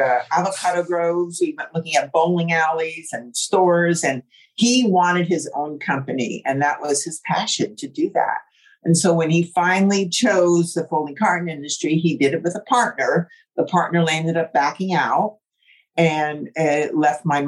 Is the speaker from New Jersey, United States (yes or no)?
yes; New Jersey, United States; now in Southern California, United States; I grew up in New Jersey